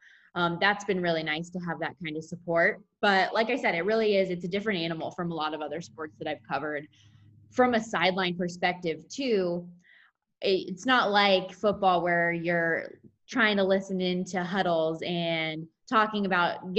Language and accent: English; Las Vegas, Nevada, United States; work in my hometown